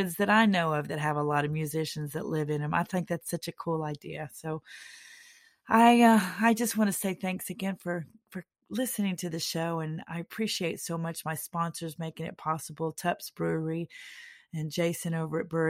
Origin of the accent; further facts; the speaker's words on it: McKinney, Texas, United States; in my hometown of McKinney, Texas